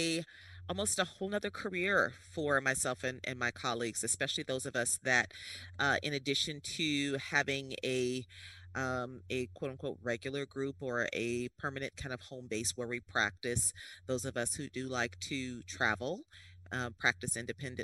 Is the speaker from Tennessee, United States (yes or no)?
no; Chicago, Illinois, United States; moved away as an adult; also born or lived in New Orleans, Louisiana / Washington, D.C.; I was born and raised in Chicago, Illinois